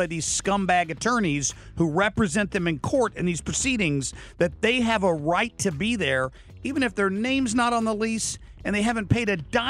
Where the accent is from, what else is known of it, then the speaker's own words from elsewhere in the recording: Ohio, United States; moved away; This is back in my home state of Ohio.